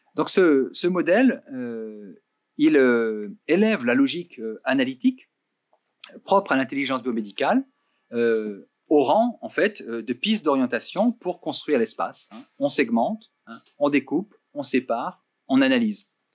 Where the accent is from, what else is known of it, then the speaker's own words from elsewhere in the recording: Burgundy, Bourgogne-Franche-Comté, France; je viens de Bourgogne